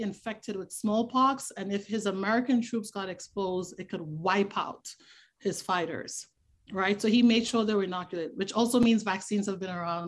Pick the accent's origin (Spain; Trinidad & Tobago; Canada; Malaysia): Trinidad & Tobago; Tobago; moved away; growing up where I grew up in Trinidad and Tobago, particularly growing up in Tobago